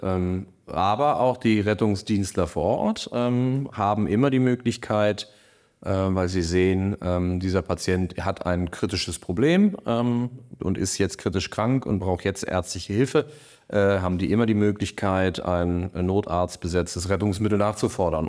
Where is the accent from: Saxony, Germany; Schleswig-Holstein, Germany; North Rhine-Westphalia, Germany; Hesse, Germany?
Schleswig-Holstein, Germany; Kiel; also born or lived in Berlin; bin dann wieder hier als Kieler wieder zurück nach Kiel gegangen